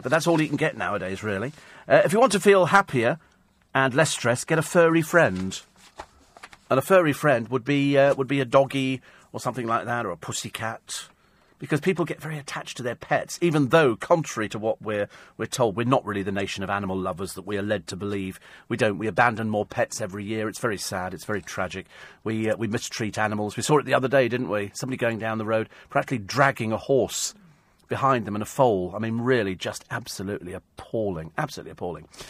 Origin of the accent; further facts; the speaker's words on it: United Kingdom; We're so British